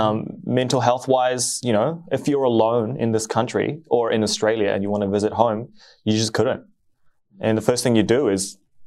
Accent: Philippines; now in New Zealand; I'm from the Philippines.

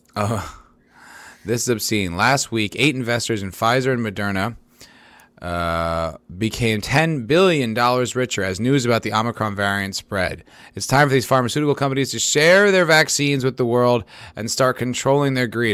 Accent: New Jersey, United States; I grew up in New Jersey

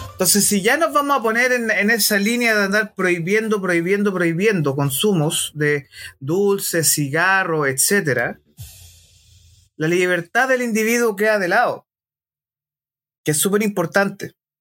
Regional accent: Chile; como varios chilenos nos sentimos tocados en el orgullo nacional

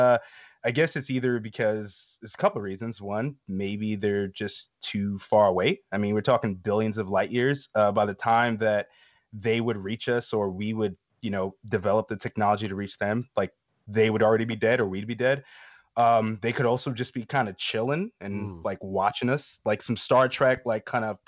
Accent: Atlanta, Georgia, United States; I know this, I'm from Atlanta, I should know

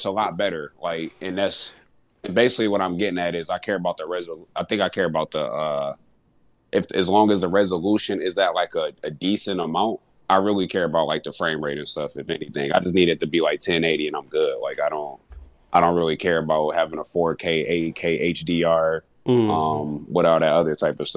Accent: Kalamazoo, Michigan, United States; moved away; my hometown Kalamazoo

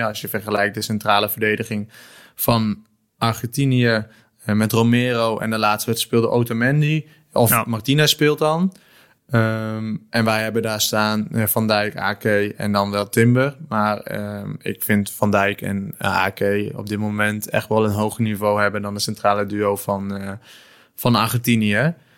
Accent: Netherlands; als Nederlander

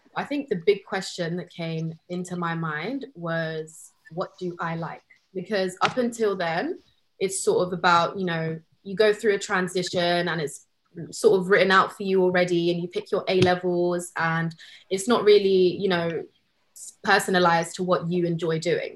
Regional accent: London, United Kingdom; moved away as an adult; also born or lived in Canterbury; I was one of those ones born and raised in London

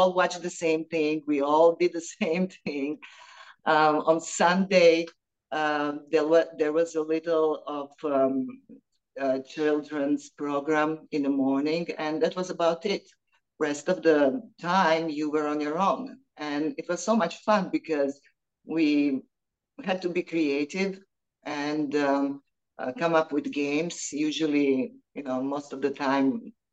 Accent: Split, Split-Dalmatia County, Croatia; moved away as an adult; now in United States; growing up in Split was amazing time

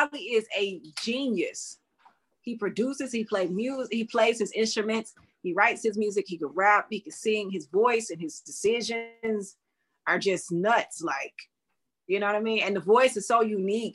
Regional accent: Alabama, United States; my hometown in Alabama

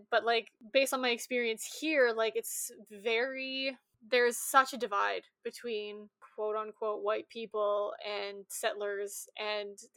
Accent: Saskatchewan, Canada; also born or lived in British Columbia; Like I growing up in Saskatchewan

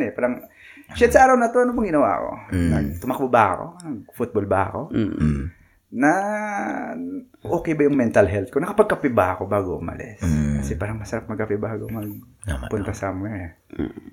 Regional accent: Iloilo City, Western Visayas, Philippines; moved away as an adult; also born or lived in Manila / Midland, Texas; now in United States; parang sa Manila rin ako dati. Tapos, minsan lang ako umuwi sa, sa amin sa Iloilo.

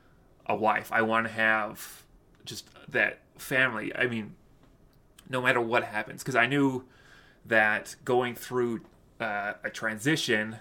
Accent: Utah, United States; I grew up in Utah

